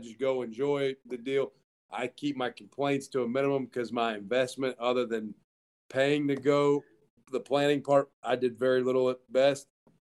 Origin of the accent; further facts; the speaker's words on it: the South, United States; Brad's from the Northeast, I'm from the South